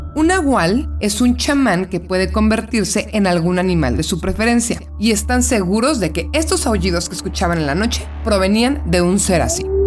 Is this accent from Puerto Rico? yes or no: no; Mexico; como mexicano